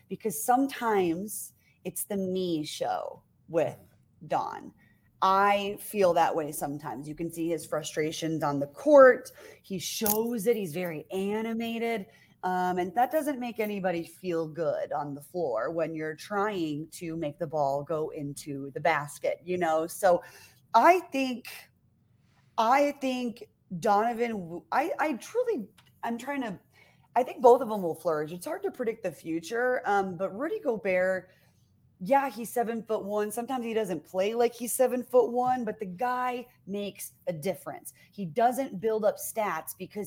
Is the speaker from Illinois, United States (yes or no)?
yes; Illinois, United States; moved away as an adult; also born or lived in Michigan; now in Utah, United States; I'm from Illinois originally, and I went to Michigan State for college.